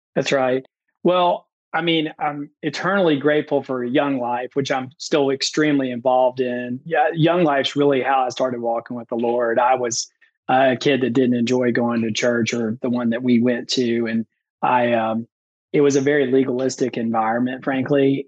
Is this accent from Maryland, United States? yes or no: no; Memphis, Tennessee, United States; now in Nashville, United States; I grew up in Memphis, Tennessee, on literally the wrong side of the tracks.